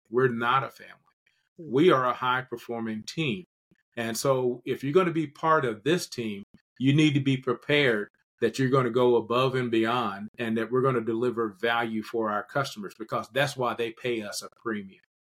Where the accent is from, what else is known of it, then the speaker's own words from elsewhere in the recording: Kentucky, United States; also born or lived in metropolitan Atlanta, Georgia; now in Atlanta, United States; my home state in Kentucky